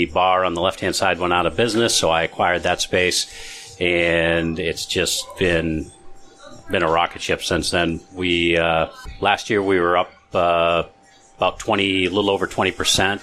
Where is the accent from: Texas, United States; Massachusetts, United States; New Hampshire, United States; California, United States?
New Hampshire, United States; Barrington; moved away as an adult; also born or lived in Rochester, New Hampshire; I grew up in Barrington, the next town over.